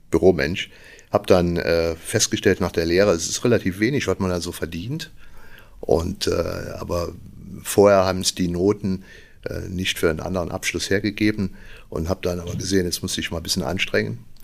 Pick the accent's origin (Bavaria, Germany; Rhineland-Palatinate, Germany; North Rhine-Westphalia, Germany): Rhineland-Palatinate, Germany; Igel; now in Trier, Germany; Ich komme aus Igel, das kennt natürlich keiner, also ein kleines Dorf bei Trier. Wir wohnen jetzt in Trier.